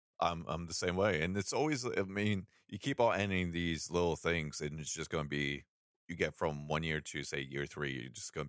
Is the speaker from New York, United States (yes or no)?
yes; New York, United States; I'm from New York. We both have different networks, so yeah, I don't know what they are.